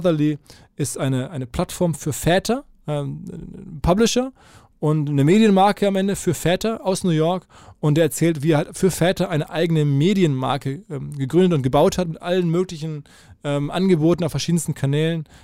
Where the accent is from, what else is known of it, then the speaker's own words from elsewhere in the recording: Dortmund, North Rhine-Westphalia, Germany; Ich komme äh, aus ich Dortmund komm aus